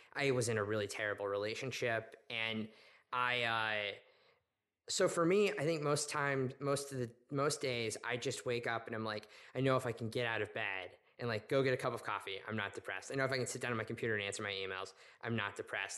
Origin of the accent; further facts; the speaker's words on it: Oklahoma City, Oklahoma, United States; moved away as an adult; I grew up in Oklahoma City to a family that was not religious